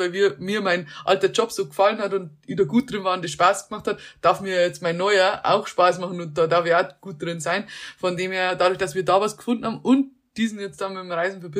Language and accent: German; Germany; moved away as an adult; also born or lived in Munich; der Plan B war noch nicht einmal zurückgehen nach Deutschland